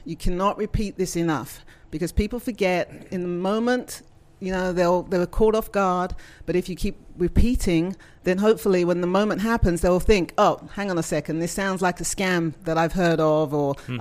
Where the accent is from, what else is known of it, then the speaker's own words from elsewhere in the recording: England, United Kingdom; moved away as an adult; also born or lived in Scotland / New York, United States; now in Southern United States; But I'm from England, and I've been in the technology area for about 30 years